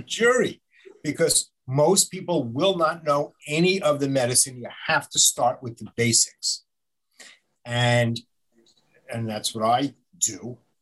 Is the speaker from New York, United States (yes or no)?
yes; Long Island, New York, United States; also born or lived in Albany / Buffalo / Manhattan; I grew up out on Long Island